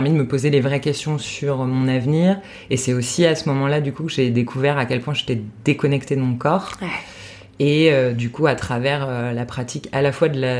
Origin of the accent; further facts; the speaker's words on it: Paris, Île-de-France, France; moved away as an adult; also born or lived in Australia; j'ai grandi à Paris